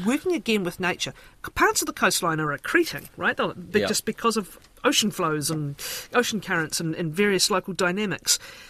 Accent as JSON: {"language": "English", "town": "Dunedin", "region": "Otago", "country": "New Zealand", "tie": "born or raised there", "said": "we've talked a lot about my hometown today."}